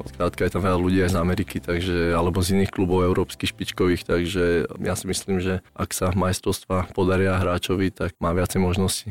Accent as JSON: {"language": "Slovak", "town": "Jarovnice", "region": "Prešov Region", "country": "Slovakia", "tie": "born or raised there", "said": "ja som vyrastal v Jarovniciach, uh-huh. menšej dedinke"}